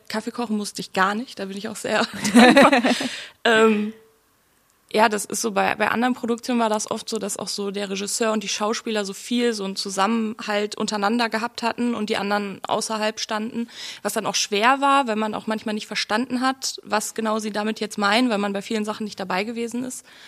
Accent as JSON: {"language": "German", "town": "Oberhausen", "region": "North Rhine-Westphalia", "country": "Germany", "tie": "born or raised there", "also_born_or_lived": "Duisburg", "moved": "as an adult", "lives_now": "Berlin, Germany"}